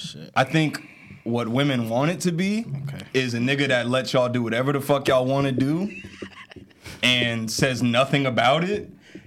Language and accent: English; Essex County, New Jersey, United States; We're all from Essex County.